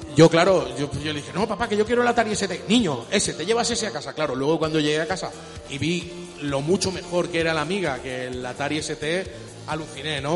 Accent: Chile; moved away; yo soy de origen de Chile, es un país de Sudamérica

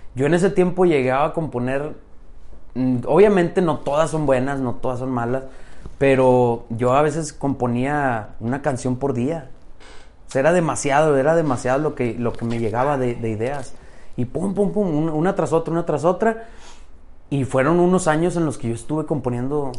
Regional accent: Saltillo, Coahuila, Mexico; Soy de Saltillo. Allá nací y allá me, quedé, allá estoy ahorita.

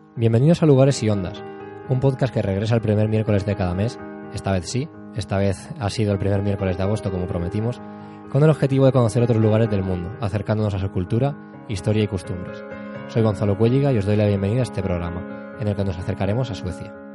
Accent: Spain; somos españoles, pero eh, aquí en España

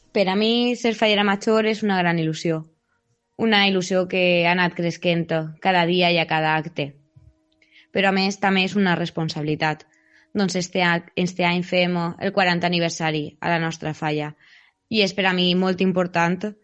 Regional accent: Picassent, Valencian Community, Spain; De xicoteta vaig estudiar a l'Escola La Vallivana Ma mare va anar allí, el meu germà també va anar allí.

